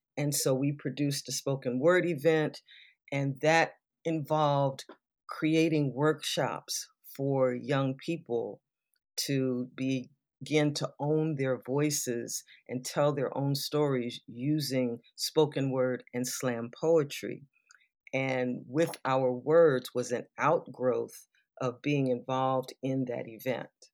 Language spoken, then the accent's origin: English; Southern California, United States; I grew up in Southern California